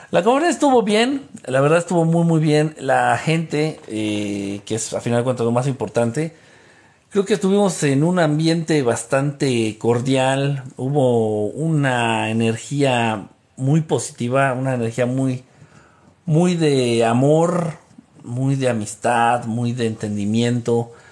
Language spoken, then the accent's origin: Spanish; Costa Rica; Yo soy de Costa Rica.